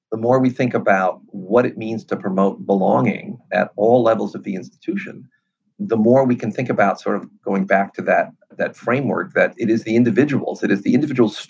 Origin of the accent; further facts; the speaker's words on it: New York City, New York, United States; I grew up on the Lower East Side of Manhattan when it was a dump.